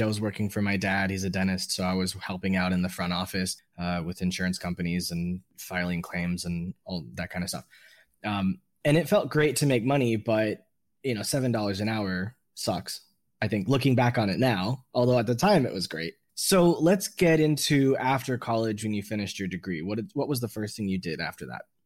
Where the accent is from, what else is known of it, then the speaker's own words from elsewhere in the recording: Miami, Florida, United States; I think as an American from other parts of America, being from Miami